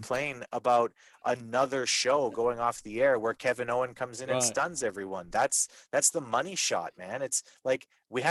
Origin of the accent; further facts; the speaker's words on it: Canada; as a Canadian